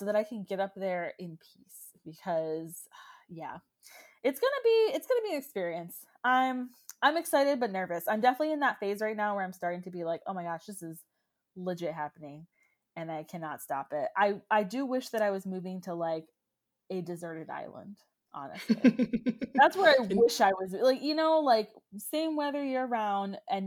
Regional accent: Orlando, Florida, United States; moved away as an adult; also born or lived in Baltimore; now in Washington, DC, United States; I am a Florida girl. I was born and raised in Orlando.

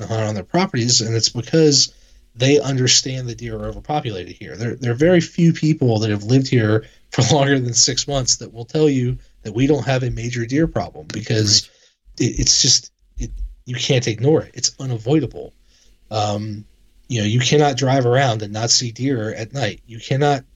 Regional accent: Northern Virginia, United States; I was born and raised in Northern Virginia

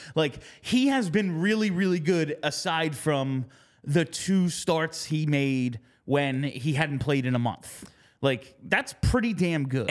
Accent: New Jersey, United States; I'm from New Jersey. a lot of people that I know are Devils fans. It was like my neighborhood was divided.

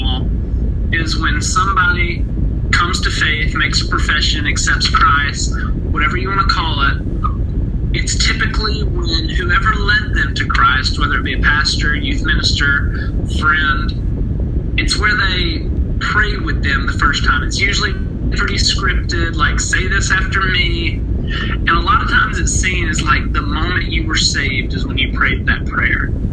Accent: Blountsville, Alabama, United States; moved away as an adult; now in Louisville, United States; I'm from Bluntsville, Alabama, right down the road from where JR was the youth minister

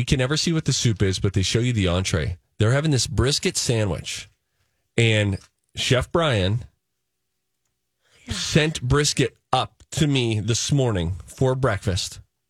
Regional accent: United States; That's because we grew up in America, Mike!

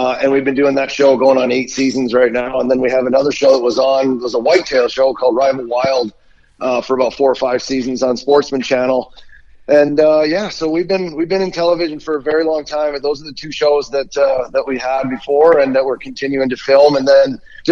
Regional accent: Pennsylvania, United States; I grew up in Pennsylvania

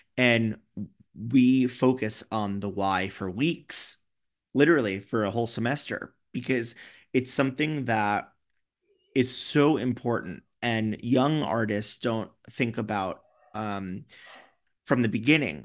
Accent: New York, United States; I'm such a New Yorker

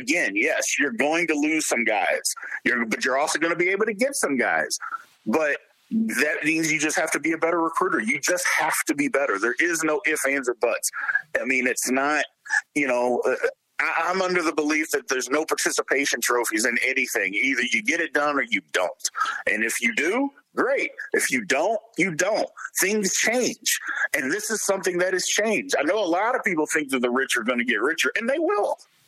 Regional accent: Louisville, Kentucky, United States; I'm from Louisville, so I've been a fan of Louisville.

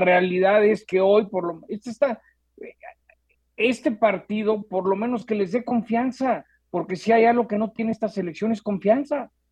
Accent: Mexico; soy mexicano

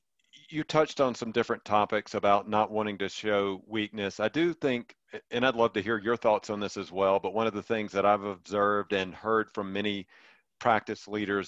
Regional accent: Mississippi, United States; now in Colorado, United States; I grew up in Mississippi, and I've seen myself, I'm in Colorado now

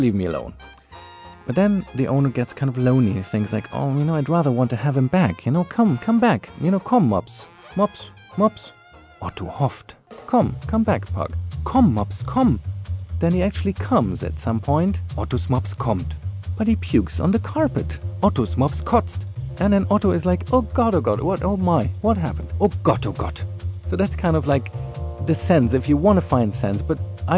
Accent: Berlin, Germany; I'm from Berlin, and I'd like to introduce a little German-sounding, very nice German-sounding poem

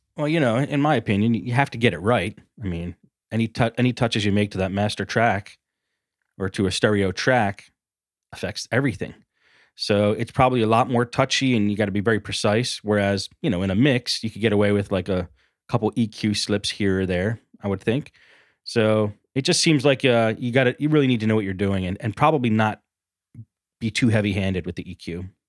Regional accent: Philadelphia, Pennsylvania, United States; I'm from Philly

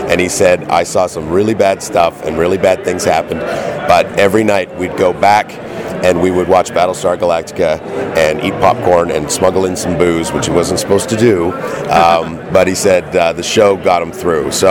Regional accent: Canada; I'm from Canada.

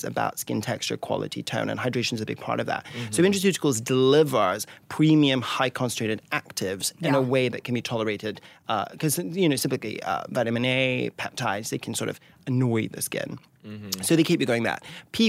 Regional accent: Scotland, United Kingdom; And I grew up in an old family, so I love a tweed, and I'm from Scotland, so I double love tweed.

